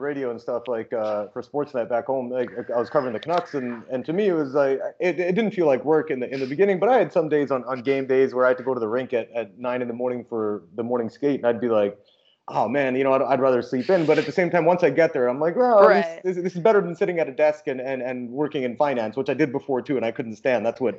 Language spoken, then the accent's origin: English; India; because, you know, we're both Indian, for people who didn't know, and there's not a lot of Indian women in sports media. There is back home in media